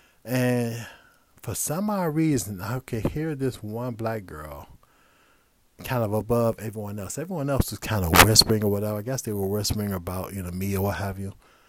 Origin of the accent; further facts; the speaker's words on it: Midwest, United States; And I was from the Midwest.